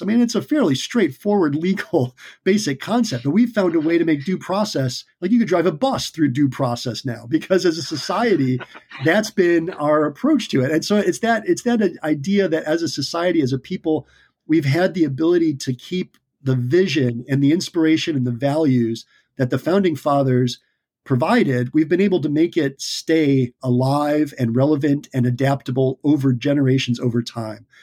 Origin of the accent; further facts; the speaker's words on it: United States; as the American people